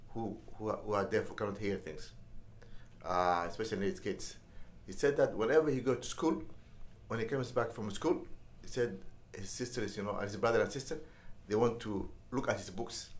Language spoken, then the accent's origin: English; Mogadishu, Banaadir, Somalia; moved away as an adult; also born or lived in Washington, DC, United States; I was born in Mogadishu and uh, raised and uh, went to school uh, all the way to high school uh, in Mogadishu.